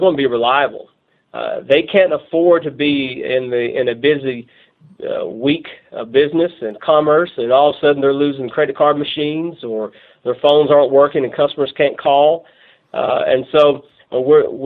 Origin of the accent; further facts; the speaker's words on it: Northeast Tennessee, United States; moved away as an adult; now in Russellville, United States; I'm from Tennessee, Northeast Tennessee